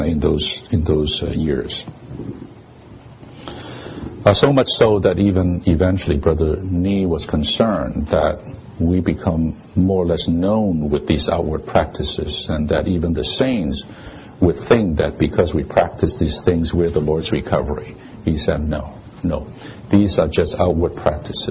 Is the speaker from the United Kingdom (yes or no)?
no; Hong Kong; moved away; I'm from Hong Kong. I was from Hong Kong